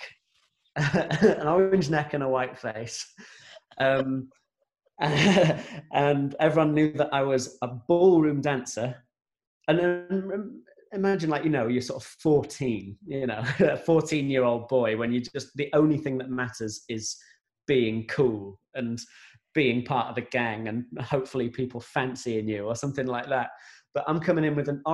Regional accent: Grimsby, Yorkshire and the Humber, United Kingdom; we're from Grimsby, and we'd be going down to London all the time.

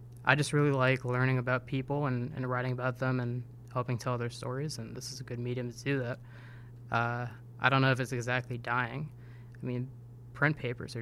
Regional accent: upstate New York, United States; moved away as an adult; also born or lived in Rochester, New York; now in St. Petersburg, United States; I'm originally from way upstate New York, about 5 minutes from the Canadian border and 5 minutes from the Vermont border.

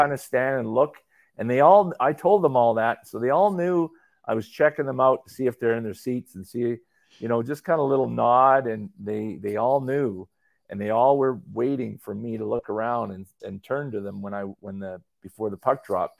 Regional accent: Calgary, Alberta, Canada; I grew up in Calgary

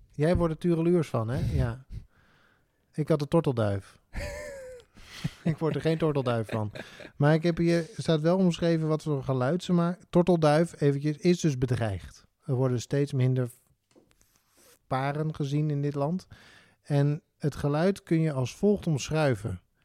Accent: Netherlands; wij als Nederlanders

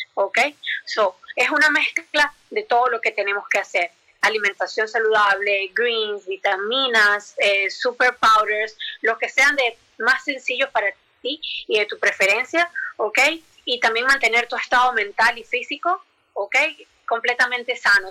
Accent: Venezuela; moved away as an adult; yo que soy venezolana

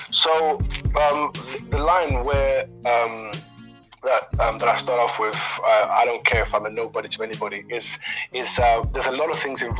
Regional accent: DR Congo; born there; Uh, I was born in Congo, so when I was three, my mum went over to France, left me with my dad in Congo.

